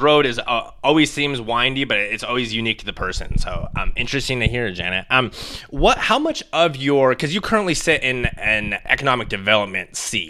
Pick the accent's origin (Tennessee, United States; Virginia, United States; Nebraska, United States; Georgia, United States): Nebraska, United States; I'm from Nebraska.